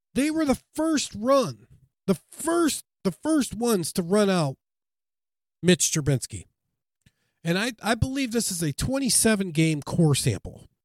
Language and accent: English; Chicago, Illinois, United States; I'm from Chicago